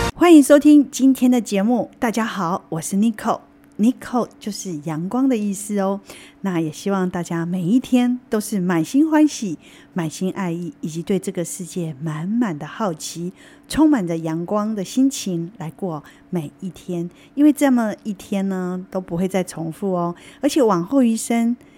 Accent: Taiwan; 造成我们台湾人洗肾

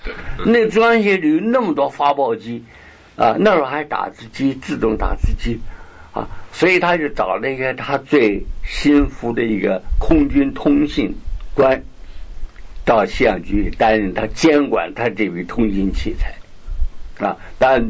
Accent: Beijing, China; moved away; 因为我是北京人嘛，这样。不过在外面流浪很久，并不是纯粹是北京话啊。

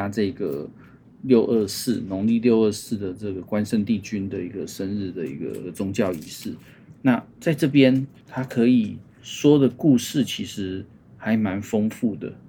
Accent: Zhongli, Taoyuan, Taiwan; also born or lived in Hsinchu; 所以我真的比较印象是在桃园，那叫桃园县啊。桃园县的，

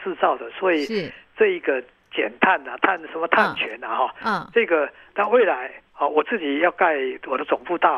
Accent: Taiwan; 是我的故乡，嗯嗯，他的香蕉是全台湾最好的，

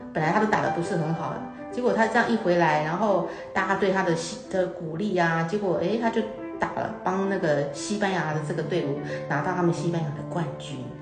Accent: Taiwan; 我们台湾人，我们要学英文

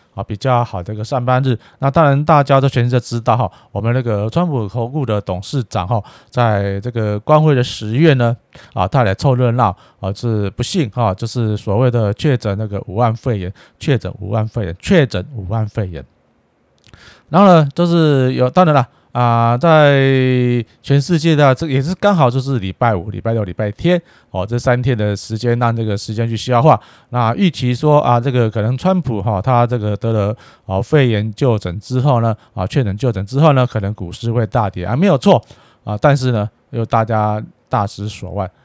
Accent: Taiwan; 我们生在台湾，长在台湾啊，最好也是在台湾啊，伴随台湾这块土地到终身了哈。

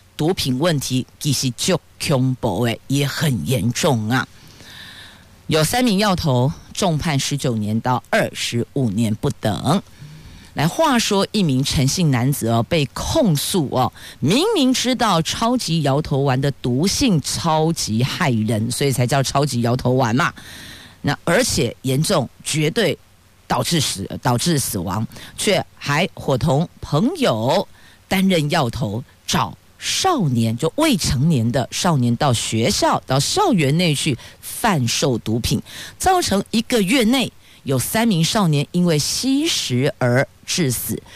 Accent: Taiwan; 宝岛、民主的台湾，还真的是挺珍贵的，也很庆幸我们是生在这里、长在这里

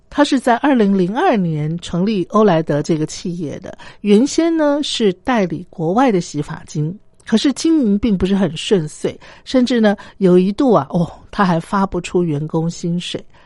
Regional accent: Taiwan; 我自己身为台湾人

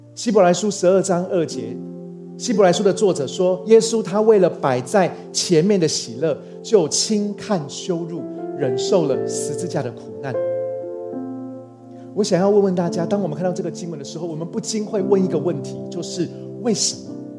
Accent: Taiwan; also born or lived in Chiayi; 终于可以放假回来台湾

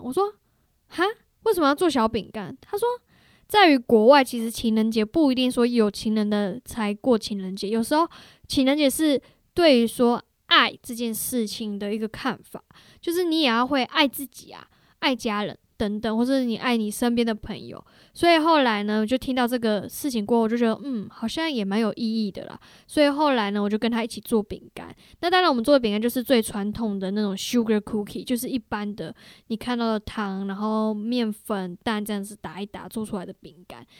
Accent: Taiwan; moved away as an adult; also born or lived in Canada; 我们在台湾想的是杂货店的话

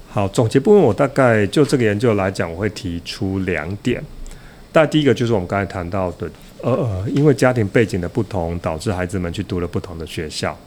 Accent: Yunlin County, Taiwan; 我自己是一个云林县长大的小孩

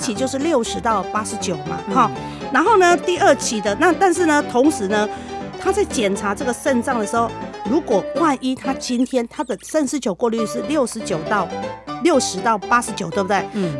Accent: Taiwan; 我们台湾人

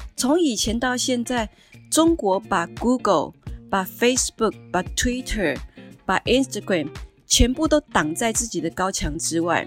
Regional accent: Taiwan; 我们台湾人

